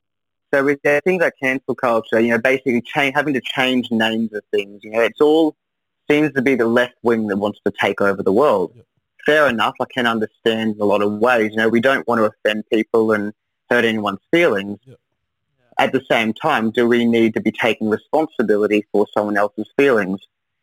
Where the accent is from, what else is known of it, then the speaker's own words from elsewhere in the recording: Newcastle, New South Wales, Australia; born there; I always supported New South Wales because I was born in Newcastle, so I did the full loop.